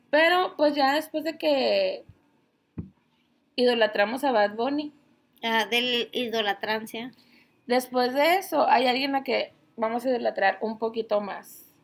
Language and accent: Spanish; Mexico; Pero nacimos en México.